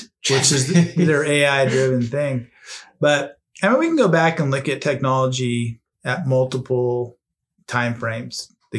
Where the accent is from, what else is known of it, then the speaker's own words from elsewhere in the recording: Arcadia, California, United States; I grew up near Santa Anita Racetrack in Arcadia, California.